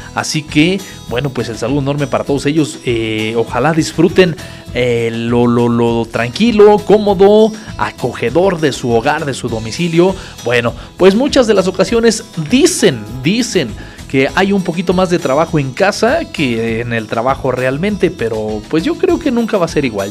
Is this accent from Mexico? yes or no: yes; Acambay, State of Mexico, Mexico; Muy de nuestra tierra, muy de Acambay